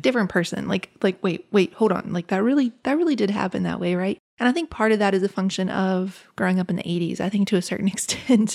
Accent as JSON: {"language": "English", "region": "Appalachia", "country": "United States", "tie": "born or raised there"}